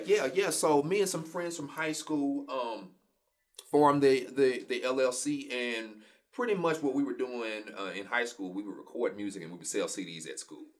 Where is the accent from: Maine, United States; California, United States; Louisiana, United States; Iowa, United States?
Louisiana, United States; Shreveport; I'm born and raised Shreveport, Louisiana